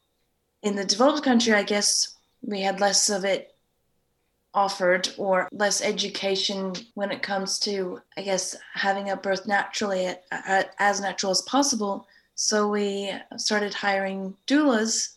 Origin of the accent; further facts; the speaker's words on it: United States; moved away as an adult; also born or lived in California; now in Sydney, Australia; I'm originally from the States